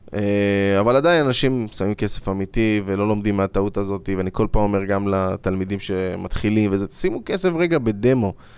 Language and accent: Hebrew; Israel